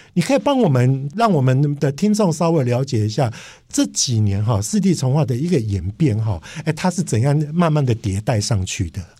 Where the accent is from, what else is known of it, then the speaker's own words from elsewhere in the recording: Kaohsiung, Taiwan; moved away; also born or lived in Taipei; 我是出生于高雄，但是我工作都在台北，所以我跟台北跟高雄是非常有渊源的